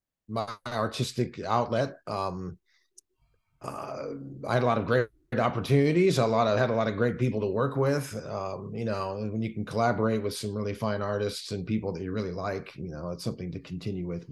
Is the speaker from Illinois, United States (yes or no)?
yes; Macomb, Illinois, United States; moved away as an adult; also born or lived in Kentucky / Cobb County, Georgia / Pittsburgh area; now in North Carolina, United States; Western Illinois University, which is in my hometown of Macomb